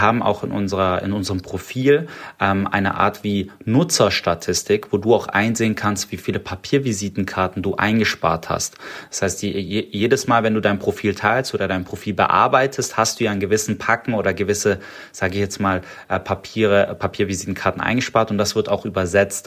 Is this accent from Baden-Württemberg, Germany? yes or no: yes; Stuttgart, Baden-Württemberg, Germany; accent: Swabian; ich bin Schwabe, ich komme aus Stuttgart. Äh, ich, ich schwäbe nicht so oft, aber das es kann passieren. Und äh, ich bin ja natürlich, ich bin hier auch geboren in Stuttgart